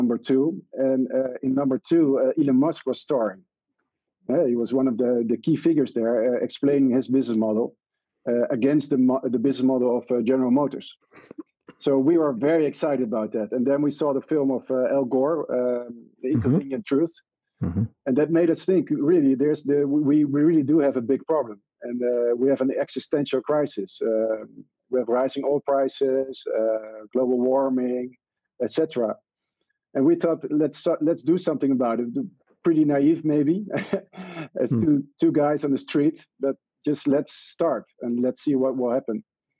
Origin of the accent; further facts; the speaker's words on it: Netherlands; we said we're from Mr. Green, and we are from the Netherlands, and we came here because we made our target.